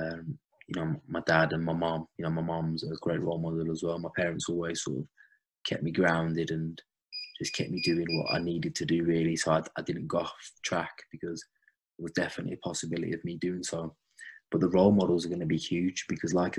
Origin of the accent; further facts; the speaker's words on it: Wolverhampton, West Midlands, United Kingdom; I was brought up in Wolverhampton and Midlands